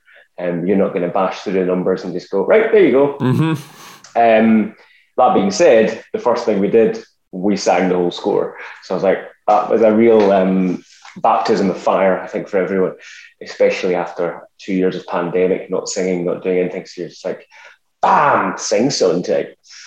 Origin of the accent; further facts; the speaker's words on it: Scotland, United Kingdom; accent: Scottish; So when I rocked up being Scottish